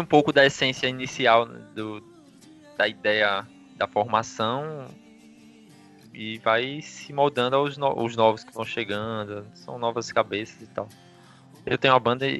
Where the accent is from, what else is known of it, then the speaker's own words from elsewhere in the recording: Aracaju, Sergipe, Brazil; Sou de Aracaju, Sergipe